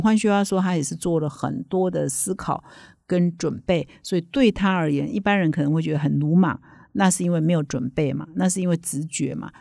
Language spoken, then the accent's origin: Chinese; Taiwan; 我们台湾人